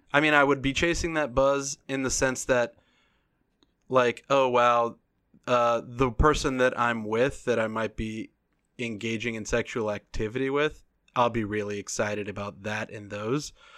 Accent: United States; As an American

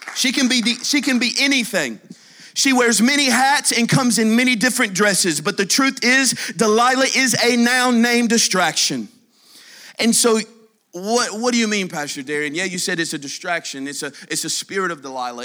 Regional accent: Humboldt, Tennessee, United States; I'm from Humboldt, Tennessee

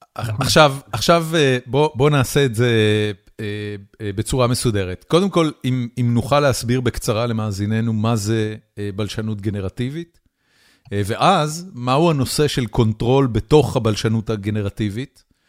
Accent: Israel; moved away as an adult; now in United States

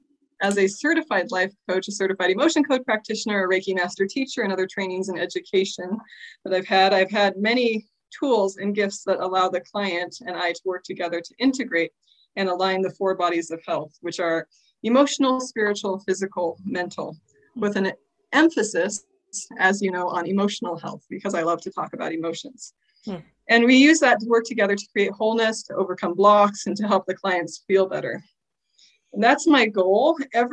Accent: Oregon, United States; now in Utah, United States; I live in Utah. I moved here about a year or so ago, and I'm loving it. I came from Oregon, beautiful place, and I miss it.

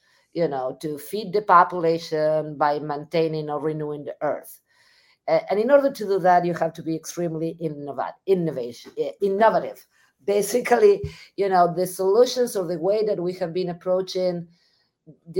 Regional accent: Argentina; moved away as an adult; also born or lived in Missouri, United States; now in United States; I'm originally from Argentina. So I got my education in Argentina

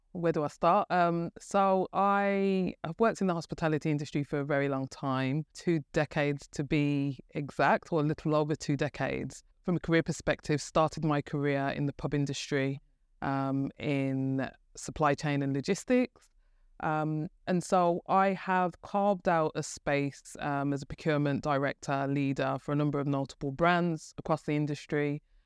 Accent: Birmingham, West Midlands, United Kingdom; as you could probably tell from my, um, my, my wonderful accent, I'm from Birmingham. And, um, grew up, um, in Birmingham

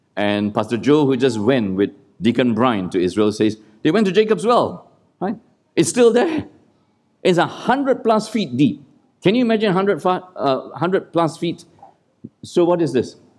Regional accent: Malaysia; moved away; also born or lived in Singapore; that's how we grew up in Malaysia, where I grew up, and in Singapore

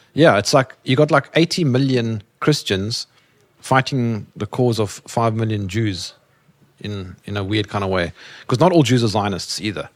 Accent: South Africa; I'm from Africa

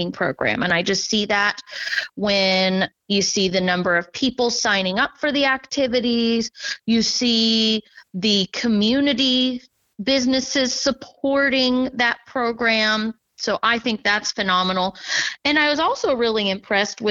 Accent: Marysville, Kansas, United States; now in Louisburg, United States; I did grow up using my local library. I'm from Marysville, Kansas, so I frequented the Marysville Library. When I was little, I attended story time

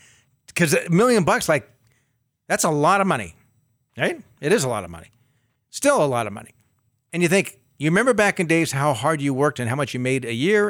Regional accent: United States; I was born in the United States

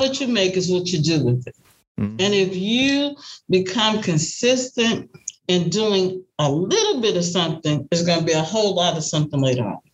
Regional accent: New Orleans, Louisiana, United States; now in Dallas, United States; I'm originally from New Orleans, Louisiana.

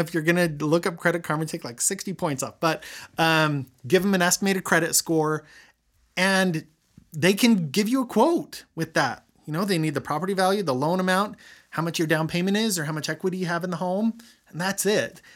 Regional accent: Roy, Utah, United States; I grew up in Roy.

